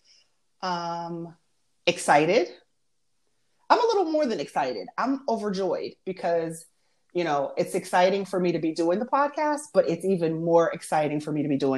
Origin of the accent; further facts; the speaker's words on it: Erie, Pennsylvania, United States; moved away as an adult; now in Charlotte, United States; I am from Erie, Pennsylvania. Wonderful place to grow up.